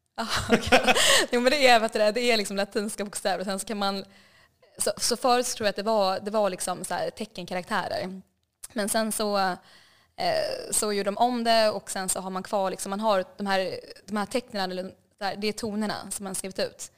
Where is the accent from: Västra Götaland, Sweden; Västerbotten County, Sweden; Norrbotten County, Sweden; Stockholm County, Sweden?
Stockholm County, Sweden; Stockholm; moved away as an adult; also born or lived in Hanoi, Vietnam; now in Vietnam; Så jag växte upp i, ja, växte upp i Stockholm